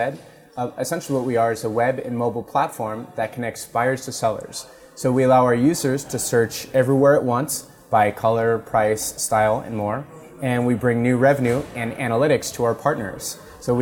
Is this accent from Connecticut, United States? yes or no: no; Los Gatos, California, United States; I grew up in Los Gatos, went to San Jose State University